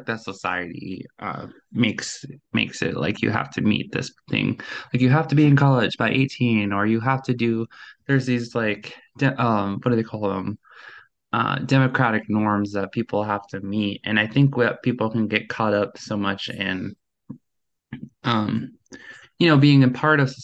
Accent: Minnesota, United States; I'm 25 and I'm from Minnesota.

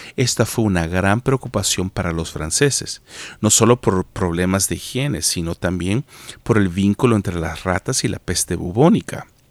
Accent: El Salvador; moved away as an adult; also born or lived in United States / Canada; salí del Salvador hace más de 15 años

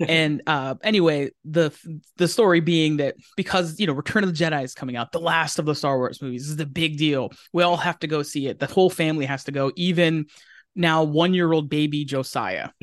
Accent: Pennsylvania, United States; moved away as an adult; now in Southern California, United States; we grew up in Pennsylvania together. I'm from Pennsylvania

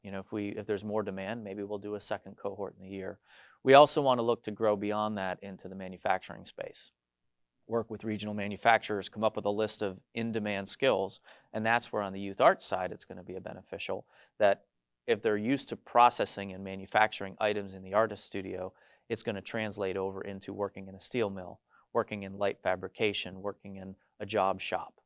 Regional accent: Scranton area, Northeast Pennsylvania, United States; I grew up in the Northeast, uh, near the Scranton area

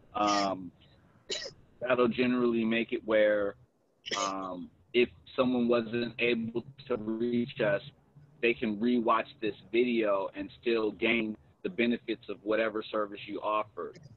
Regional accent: Los Angeles, California, United States; I'm originally from South Central Los Angeles, they calling it South L.A. now

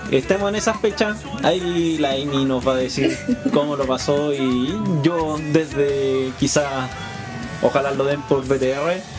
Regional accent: Chile; así como a nivel Sudamérica, porque nosotros somos de Chile.

